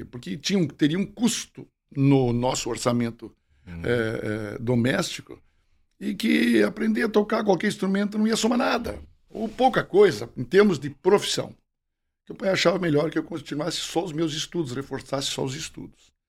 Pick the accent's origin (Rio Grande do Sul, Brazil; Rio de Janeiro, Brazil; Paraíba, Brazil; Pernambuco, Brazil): Rio Grande do Sul, Brazil; Bom Jesus; Eu nasci em Bom Jesus.